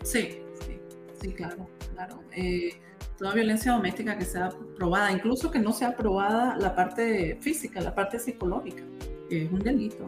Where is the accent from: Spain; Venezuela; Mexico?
Venezuela; Táriba, Táchira; moved away as an adult; now in Utah, United States; Yo soy de, de un pueblito que se llama Tariba, los Andes venezolanos, del Táchira